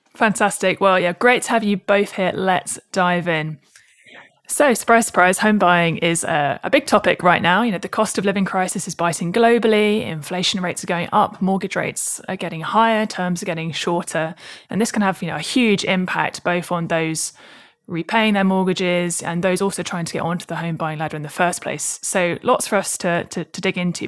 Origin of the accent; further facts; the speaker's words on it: Southern England, United Kingdom; I'm a British Southerner